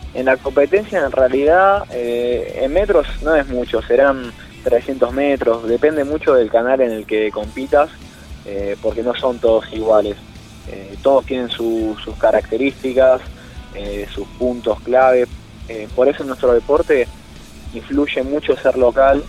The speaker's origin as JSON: {"language": "Spanish", "country": "Argentina"}